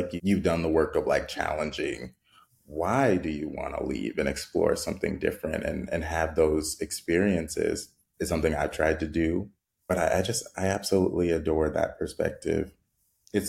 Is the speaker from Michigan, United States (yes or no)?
no; San Bernardino, California, United States; moved away as an adult; now in Los Angeles, United States; I grew up in San Bernardino, which is not a small town, but it is smaller compared to where I'm at now